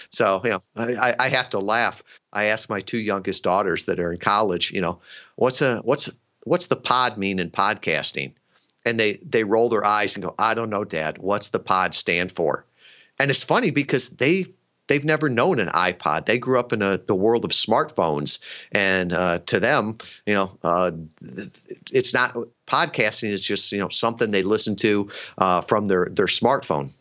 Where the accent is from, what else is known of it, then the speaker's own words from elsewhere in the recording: suburban Chicago, Illinois, United States; moved away as an adult; grew up in uh, suburban uh, Chicago